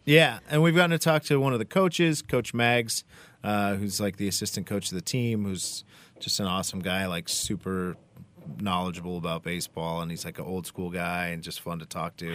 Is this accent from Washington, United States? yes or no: yes; Eastern Washington, United States; now in Portland, United States; I grew up in Eastern Washington